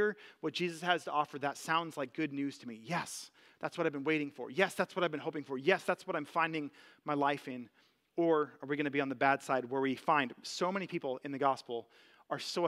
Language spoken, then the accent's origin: English; United States; American citizens